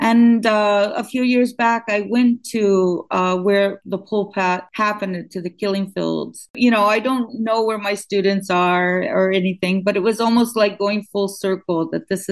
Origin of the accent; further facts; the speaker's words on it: Ohio, United States; moved away as an adult; now in Malaysia; I was from a middle class small town in Ohio